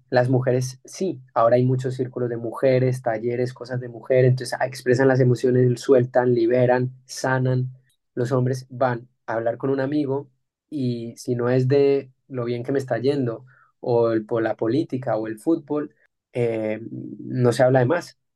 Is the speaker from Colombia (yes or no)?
yes; Colombia; tú y yo nacimos en Colombia